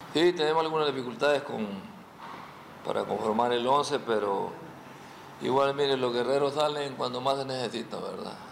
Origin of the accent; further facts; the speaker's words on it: Mexico; now in Miami, United States; yo soy mexicano